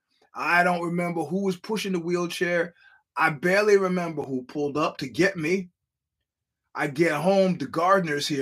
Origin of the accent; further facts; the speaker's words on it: New York City, New York, United States; moved away; I'm from Brooklyn